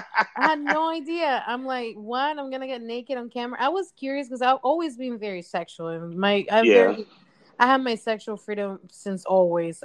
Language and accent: English; Mexico; moved away as an adult; now in United States; I was born and raised in Mexico. Mm-hmm. I lived there for 18 years. I moved here back in 2011.